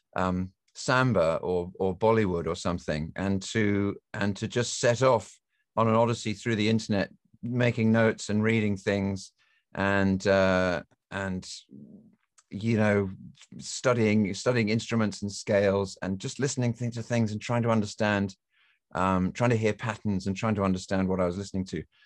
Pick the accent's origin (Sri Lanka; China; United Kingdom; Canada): United Kingdom; England; moved away; I grew up in England, as you can tell from my accent